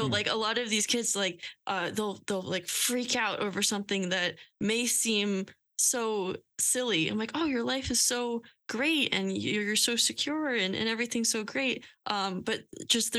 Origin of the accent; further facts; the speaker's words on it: Lehigh Valley, Pennsylvania, United States; moved away as an adult; now in Philadelphia, United States; I came from a suburb outside of Philly. I came from Lehigh Valley.